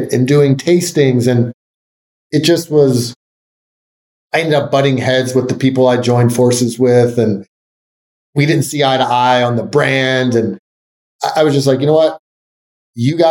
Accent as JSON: {"language": "English", "town": "Philadelphia", "region": "Pennsylvania", "country": "United States", "tie": "born or raised there", "moved": "yes", "said": "I moved back to my hometown of Philadelphia"}